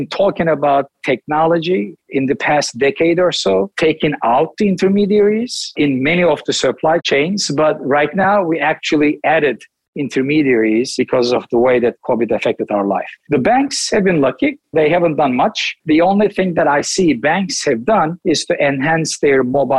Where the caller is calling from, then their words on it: Istanbul, Turkey; Right now, it's 11 o'clock in the world that I live in, and it's Istanbul, Turkey.